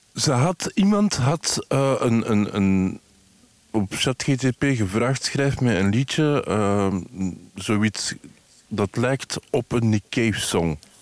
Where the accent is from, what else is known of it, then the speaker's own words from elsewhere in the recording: Antwerp, Flanders, Belgium; omdat ik van Antwerpen ben.